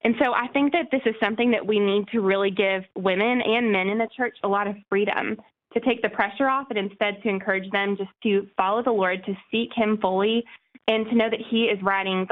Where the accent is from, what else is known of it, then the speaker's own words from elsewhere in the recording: El Paso, Texas, United States; moved away; also born or lived in Nashville, Tennessee / Knoxville, Tennessee; I'm from El Paso, Texas, originally.